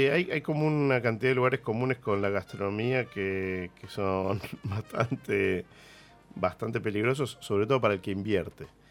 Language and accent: Spanish; Argentina; nuestra identidad como argentinos